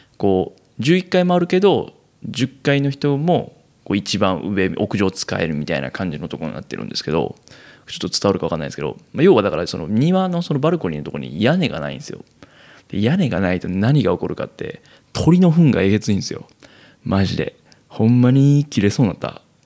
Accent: Kansai, Japan; moved away as an adult; 生まれも育ちも関西という生粋の関西人

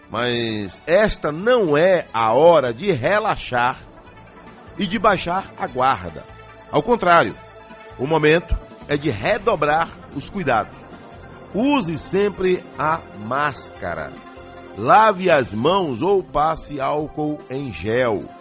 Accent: Cardeal da Silva, Bahia, Brazil; parabéns aí para minha terra cardeal da Silva. É, hoje é o 58 aniversário, 58 anos. Parabéns, Cardeal, terra querida.

